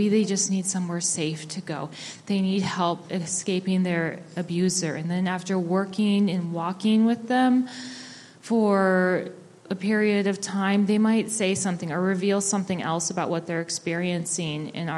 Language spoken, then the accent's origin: English; Juneau, Alaska, United States; now in Anchorage, United States; I am Koyukon Athabaskan. My mom's family is from Tanana, Alaska. I was raised in Juneau, and I've lived here and worked here in Anchorage since 2014.